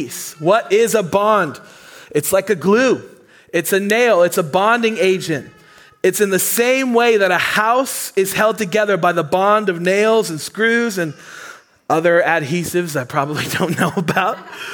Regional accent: Maine, United States; accent: Mainer; I just got a wow from my Mainer accent.

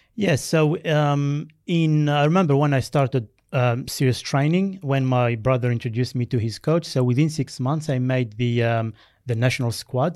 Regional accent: Algeria; first language Berber; English is a second language; also born or lived in France; now in Australia; I was born in Algeria in a tiny village of uh, about 800 uh, people. Mm. And um, when I was two, we moved to France. So my primary schooling uh, was done in France.

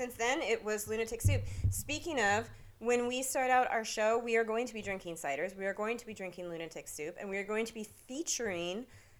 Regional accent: Pacific Northwest, United States; It's got Marionberry, which is a big Pacific Northwest thing. We are from the Pacific Northwest, so we love that.

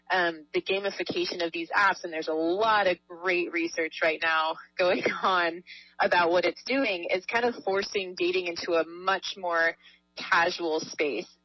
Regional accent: Southern California, United States; I grew up in Southern California

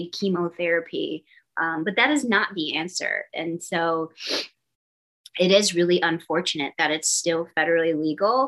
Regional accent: Boston, Massachusetts, United States; moved away; I'm from the East Coast, I'm from Boston

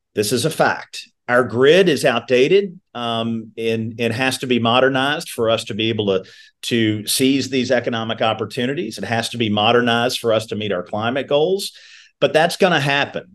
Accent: Meade County, Kentucky, United States; I'm a kid from Meade County whose family are all tobacco farmers

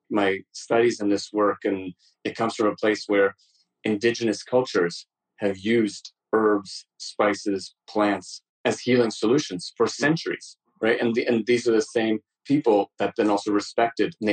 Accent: New York, United States; also born or lived in Amritsar, Punjab, India; Punjab, in India, and the second time when I arrived in New York when I was five.

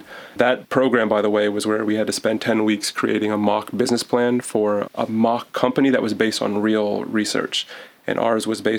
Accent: Decatur, Georgia, United States; moved away as an adult; now in Gainesville, United States; I'm born and raised in Atlanta. Decatur to be exact, but they're the same thing basically.

